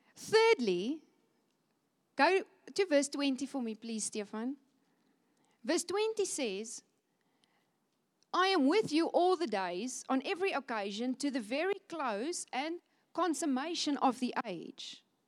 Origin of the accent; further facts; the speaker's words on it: Cape Town, Western Cape, South Africa; moved away as an adult; now in Windhoek, Namibia; I'm born in Cape Town